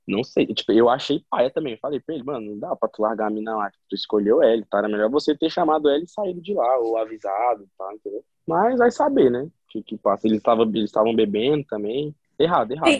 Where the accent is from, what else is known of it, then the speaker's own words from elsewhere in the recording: Brasília, Federal District, Brazil; eu sou de Brasília